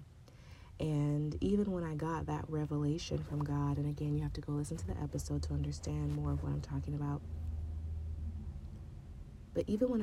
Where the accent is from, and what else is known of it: San Diego, California, United States; born or raised there; moved away as an adult; now in Chicago, United States